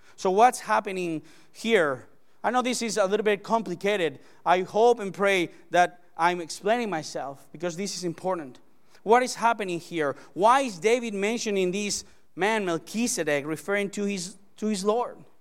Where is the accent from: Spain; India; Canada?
Spain; English is a second language; moved away; I came all the way from Spania. from Spain